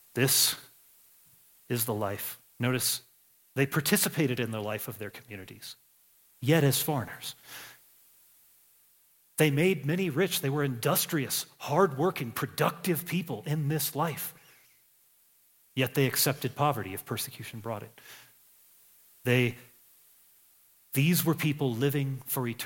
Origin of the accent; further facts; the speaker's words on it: United States; I'm an American.